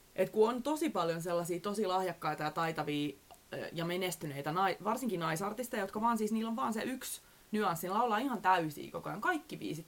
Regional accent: Southwest Finland, Finland; now in Helsinki, Finland; olen kasvanut siellä Varsinais-Suomessa

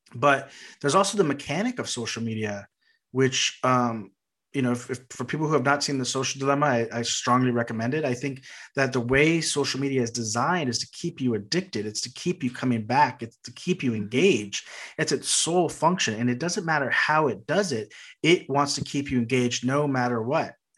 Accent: Texas, United States; being from Texas

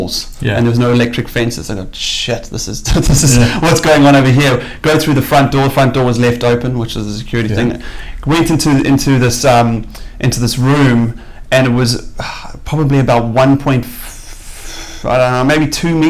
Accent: South Africa; moved away as an adult; now in Auckland, New Zealand; I moved to New Zealand 8 years ago, originally from South Africa

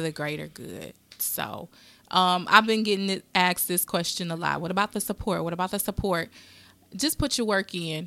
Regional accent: Wisconsin, United States; I'm from Wisconsin

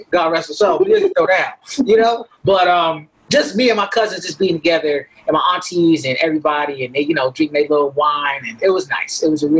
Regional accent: Buffalo, New York, United States; now in New York City, United States

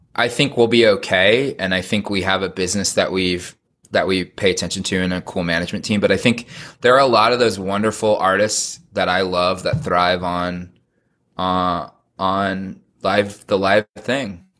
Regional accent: California, United States; I was raised in suburbia in California in a Mormon family.

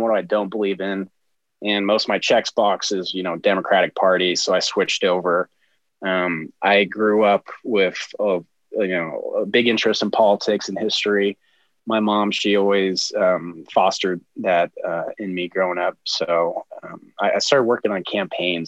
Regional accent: Heber, Utah, United States; I uh, originally hail from the great state of Utah, where I was born in a small town called Heber, and it's um, at the base of a mountain where Park City, Utah, is. And uh, that's where I spent a lot of my childhood

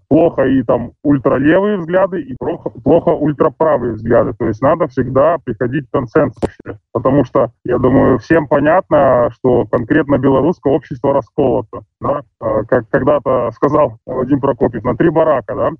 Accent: Belarus; moved away as an adult; мы все белорусы

